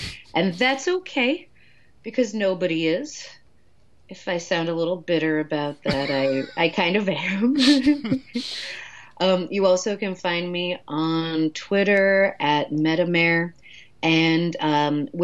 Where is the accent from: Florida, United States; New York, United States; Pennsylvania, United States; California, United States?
New York, United States; accent: New York; my New York accent